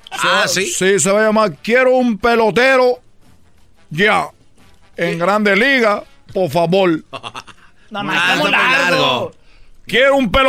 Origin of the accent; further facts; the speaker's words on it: Cuba; moved away; yo vengo de Cuba hace tiempo que vine de Cuba